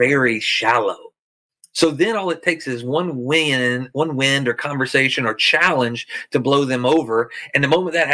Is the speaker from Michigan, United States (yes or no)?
no; Arkansas, United States; I'm from Arkansas